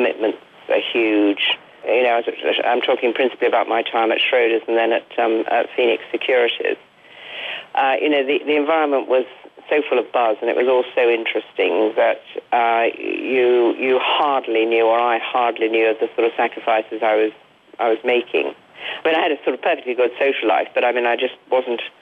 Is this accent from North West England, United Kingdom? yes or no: no; Derby, East Midlands, United Kingdom; I was born in Derby, which is a rather uninteresting town in the middle of England, and had a sort of perfectly normal middle-class sort of upbringing